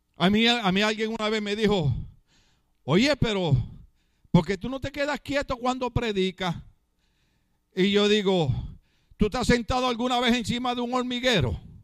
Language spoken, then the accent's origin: Spanish; Puerto Rico; now in California, United States